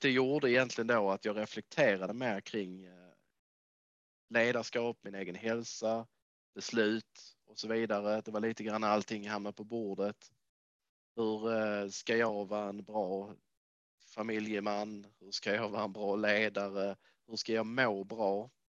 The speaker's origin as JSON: {"language": "Swedish", "town": "Lund", "region": "Skåne", "country": "Sweden", "tie": "born or raised there", "also_born_or_lived": "Trelleborg / Bjärred / Canada / United States", "moved": "as an adult", "lives_now": "Manchester, United Kingdom", "said": "Kommer mm. ifrån Skåne, så jag kommer från Trelleborg från början har växt upp i Lundatrakten"}